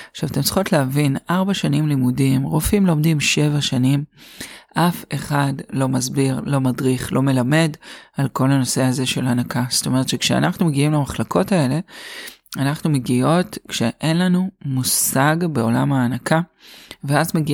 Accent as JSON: {"language": "Hebrew", "town": "Haifa", "region": "Haifa District", "country": "Israel", "tie": "born or raised there", "said": "אז הסיפור שלי מתחיל כך, אני חיפאית, גדלתי בחיפה ואת הלימודים למדתי באוניברסיטת חיפה"}